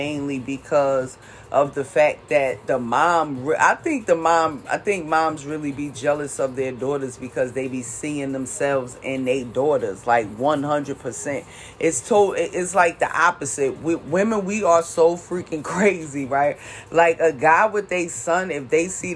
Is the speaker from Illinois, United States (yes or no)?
no; Jersey City, New Jersey, United States; moved away as an adult; now in California, United States; I'm originally from Jersey City, New Jersey